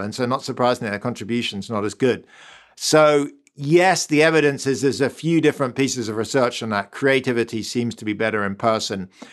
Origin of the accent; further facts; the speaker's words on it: London, United Kingdom; accent: British; moved away as an adult; now in Stanford, United States; You can probably hear I'm British. I grew up in London.